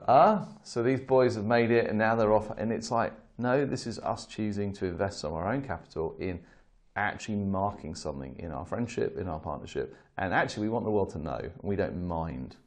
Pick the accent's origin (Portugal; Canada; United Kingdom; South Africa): United Kingdom; as a Brit